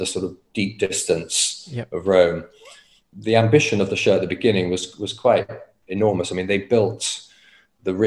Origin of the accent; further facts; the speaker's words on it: United Kingdom; as a Brit